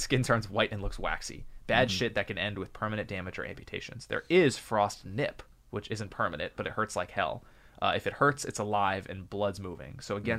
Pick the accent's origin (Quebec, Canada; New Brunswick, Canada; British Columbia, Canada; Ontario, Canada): New Brunswick, Canada; Miramichi; I'm from the East Coast originally. Miramichi, NB.